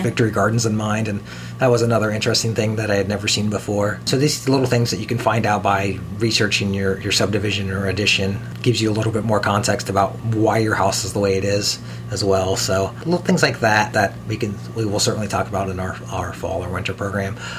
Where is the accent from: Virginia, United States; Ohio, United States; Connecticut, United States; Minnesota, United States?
Ohio, United States; Columbus; I grew up around the Polaris area, and we would drive to Delaware to, to go see drive-in movies when I was a kid.